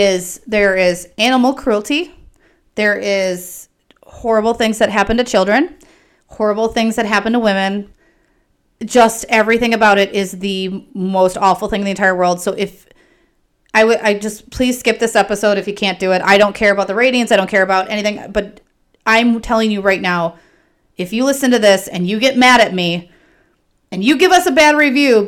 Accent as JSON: {"language": "English", "region": "Wisconsin", "country": "United States", "accent": "Wisconsin", "said": "my Wisconsin accent."}